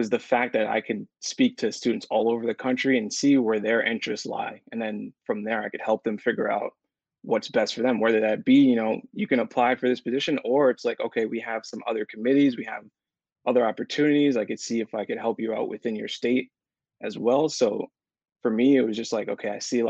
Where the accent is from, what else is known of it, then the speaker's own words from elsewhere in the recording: Newburgh, New York, United States; now in Ithaca, United States; I'm from Newburgh, New York